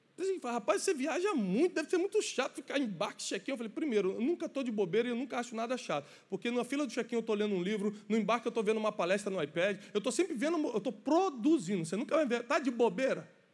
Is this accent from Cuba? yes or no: no; Rio de Janeiro, Brazil; sou carioca